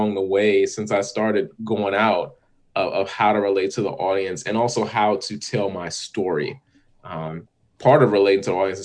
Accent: California, United States; now in Washington, D.C., United States; I'm originally from California, but been living in DC since a while

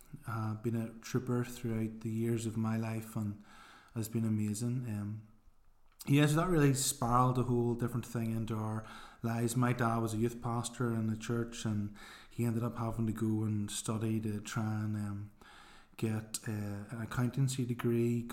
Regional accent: Belfast, Northern Ireland, United Kingdom; also born or lived in Kilkeel; I grew up in East Belfast, near Stormont, if you know where the Parliament buildings are

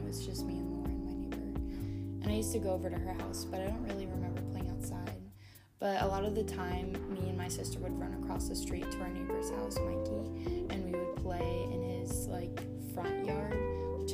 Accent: Phoenix, Arizona, United States; I grew up in Phoenix, Arizona.

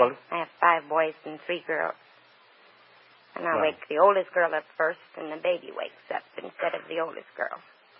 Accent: Leona Mines, Virginia, United States; moved away as an adult; also born or lived in Cincinnati, Ohio; now in California, United States; I'm from Leona Mines, Virginia. And I lived in Cincinnati, Ohio after I was married. And then we came to California.

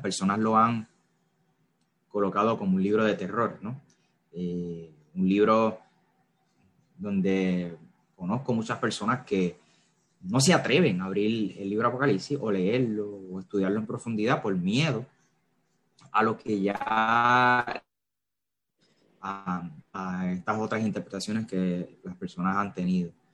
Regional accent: Carolina, Puerto Rico; soy de Puerto Rico, como bien mencionó David, específicamente de Carolina. Carolina, Puerto Rico. Eh, nacido y creado por acá

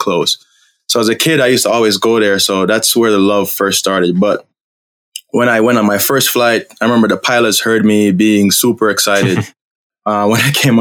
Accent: Jamaica; now in United States; growing up, we used to have Air Jamaica

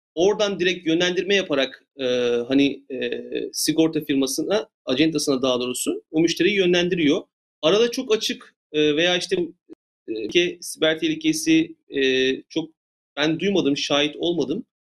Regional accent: Turkey; moved away as an adult; now in Los Angeles, United States; ben de bir Türk olarak, Türkçe konuşan birisi olarak

